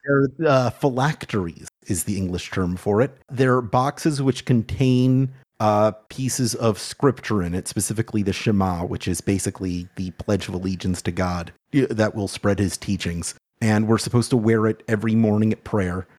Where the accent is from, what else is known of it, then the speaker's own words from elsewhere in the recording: Florida, United States; I'm from Florida